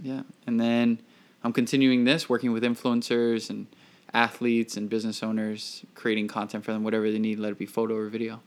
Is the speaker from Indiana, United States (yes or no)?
no; Miami, Florida, United States; moved away as an adult; now in New York, United States; Florida born, born and raised in Miami, Florida